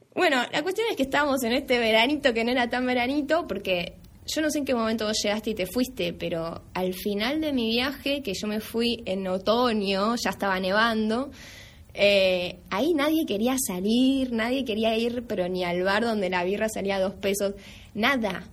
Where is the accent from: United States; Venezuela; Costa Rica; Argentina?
Argentina; moved away; estando yo en mi país